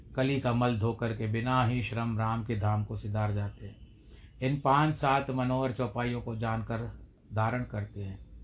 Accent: India; हम भारत देश के निवासी हैं भारतवर्ष के निवासी हैं

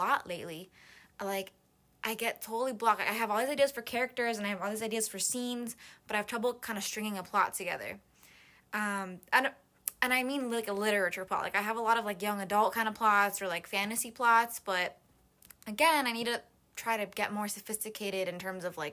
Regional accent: Miami, Florida, United States; now in Gainesville, United States; I was born in Miami, like, my whole life growing up, sailing, boating, etc

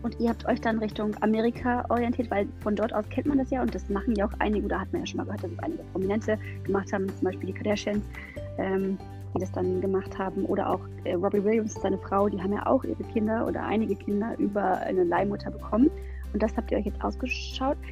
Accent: Germany; bei uns in Deutschland

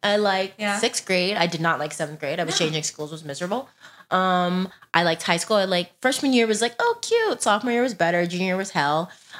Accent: Texas, United States; now in California, United States; Like, I'm from Texas.

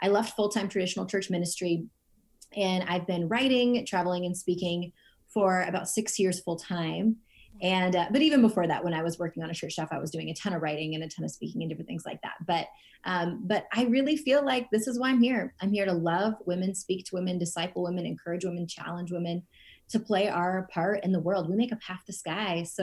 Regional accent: United States; also born or lived in India; I was adopted just shy of my second birthday to the States, and I grew up in an all white community

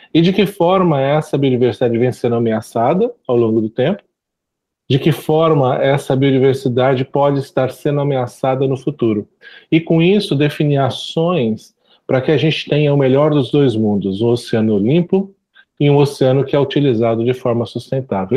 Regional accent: Suzano, São Paulo, Brazil; Eu sou, eu sou nascido em Suzano é, e lá não tem mar

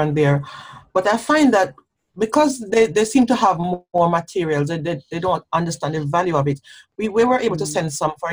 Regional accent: Jamaica; now in United Kingdom; my own growing up in Jamaica

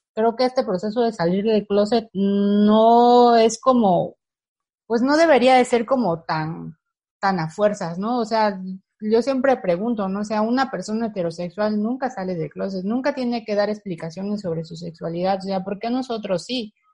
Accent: Campeche, Mexico; soy del, del Campeche, específicamente de la ciudad de Campeche

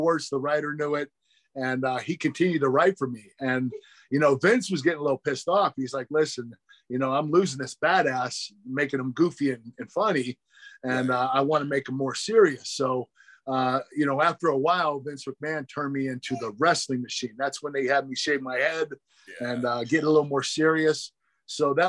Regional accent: Pittsburgh, Pennsylvania, United States; in my hometown of Pittsburgh

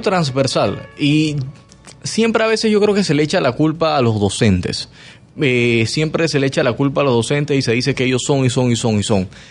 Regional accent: Panama; como panameño

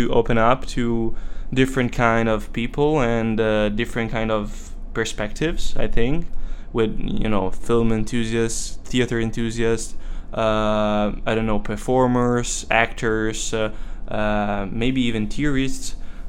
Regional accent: Monza, Lombardy, Italy; English is a second language; moved away as an adult; now in London, United Kingdom; I'm from Italy. I live nearby Monza, which is a small town mostly famous for the Formula One competition.

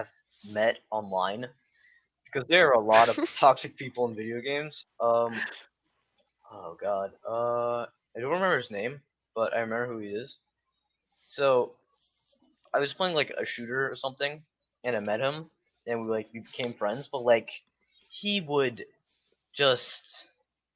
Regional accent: New York, United States; I'm a New Yorker

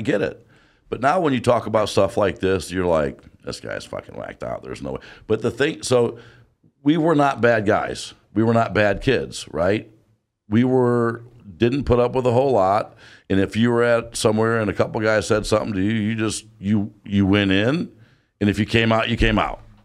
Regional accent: Detroit, Michigan, United States; we're from Detroit, and we've been Lions fans.

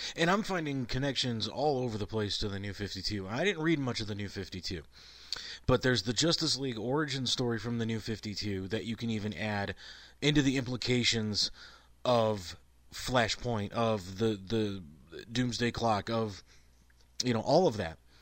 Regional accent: Cleveland, Ohio, United States; I'm from Cleveland

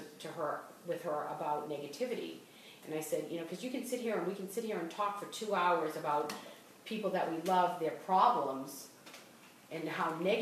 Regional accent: Boston, Massachusetts, United States; accent: Boston; moved away

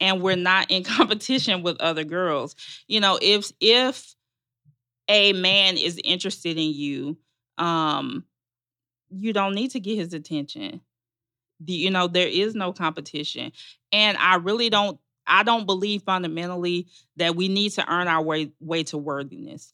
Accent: Magnolia, Arkansas, United States; moved away as an adult; now in Atlanta, United States; I'm from Arkansas. Um, my family goes back several generations in Arkansas

